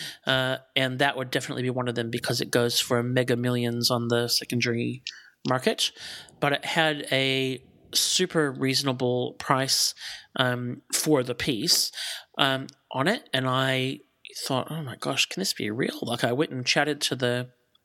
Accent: Melbourne, Victoria, Australia; I'm actually from Melbourne. I'm not from here.

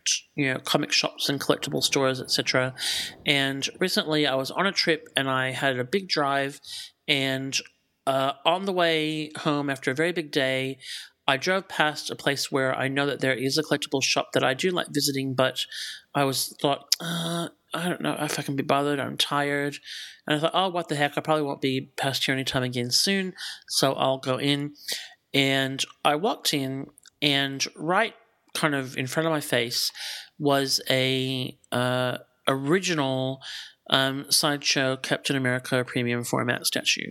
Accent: Melbourne, Victoria, Australia; I'm actually from Melbourne. I'm not from here.

